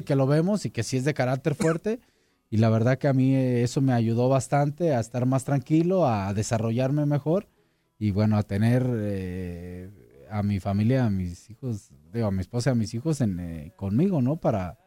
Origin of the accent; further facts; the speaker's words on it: La Piedad, Michoacán, Mexico; moved away as an adult; also born or lived in Guadalajara; allá en mi tierra, en, en, La Piedad, en Michoacán